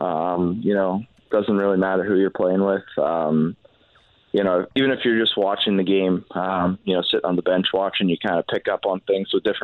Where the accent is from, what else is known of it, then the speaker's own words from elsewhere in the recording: Canada; now in St. Louis, United States; we're Canadian